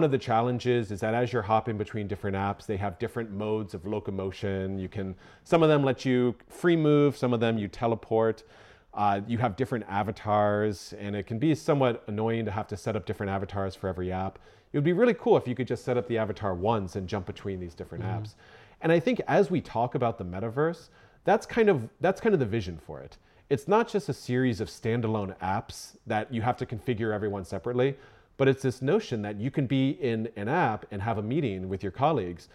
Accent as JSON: {"language": "English", "region": "Florida", "country": "United States", "tie": "born or raised there", "moved": "yes", "lives_now": "Fort Collins, United States", "said": "I grew up in Florida"}